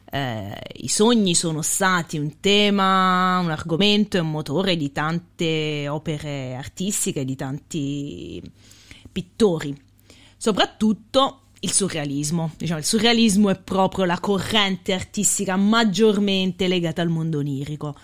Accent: Lanciano, Abruzzo, Italy; quando andavo all'università da Lanciano

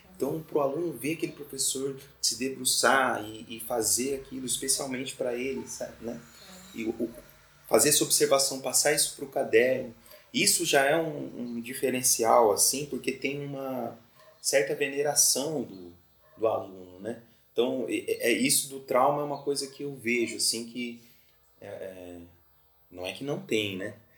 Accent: Mato Grosso do Sul, Brazil; moved away as an adult; now in Florianópolis, Brazil; Eu sou de Mato Grosso do Sul né? e tô aqui já fazem 13 anos

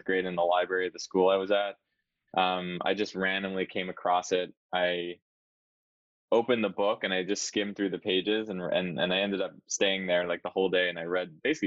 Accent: Canada; as a Canadian

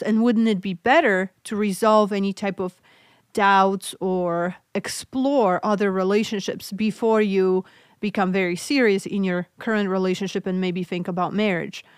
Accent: Poland; English is a second language; moved away; I'm originally from Poland, so hence my accent.

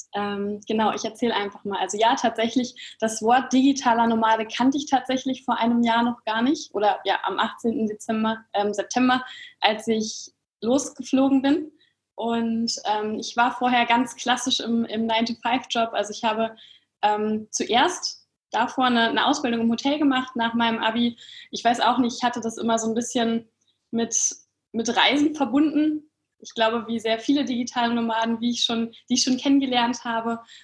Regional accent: Kassel, Hesse, Germany; moved away as an adult; also born or lived in Frankfurt; Ich komme ursprünglich aus Kassel oder aus der Nähe von Kassel

